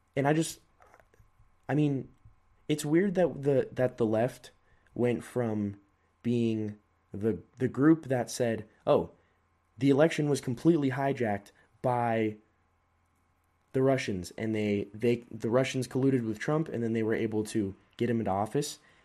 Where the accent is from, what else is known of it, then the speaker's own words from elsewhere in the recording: California, United States; I was born in California.